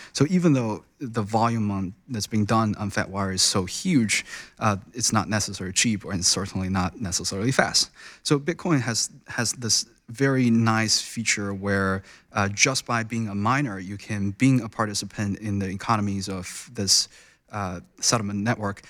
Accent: China; moved away as an adult; also born or lived in United States; I was born and raised in China. I spent most of my time in, uh, you know, early days in China, went through a very traditional Chinese education system. Um, and I came to U S for college

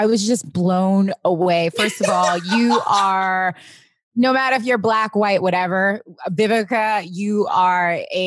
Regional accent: Long Island, New York, United States; also born or lived in Queens, New York; I'm from Queens, right? And then I moved to Long Island when I was 10 years old.

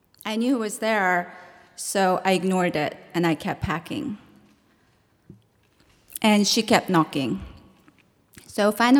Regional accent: Seoul, South Korea; now in New York City, United States; I was born and raised in South Korea into a family that was torn apart by the Korean War

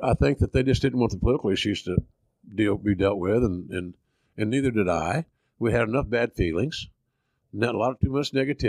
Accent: Oklahoma, United States; accent: Southern; I know him. We're both from Oklahoma. We are.

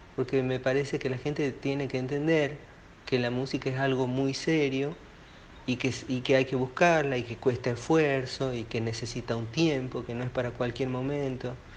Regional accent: Argentina; soy un argentino

